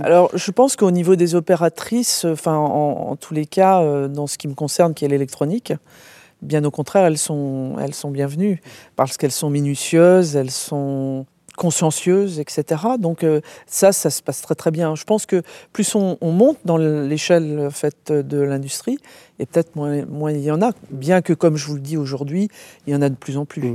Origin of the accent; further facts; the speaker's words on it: Brest, Brittany, France; also born or lived in Rennes; Moi je suis né en Bretagne, donc déjà, et euh, donc à Brest, vous voyez, tout au bout.